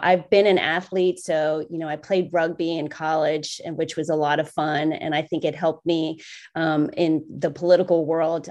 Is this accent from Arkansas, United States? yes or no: no; Cincinnati, Ohio, United States; I grew up in Cincinnati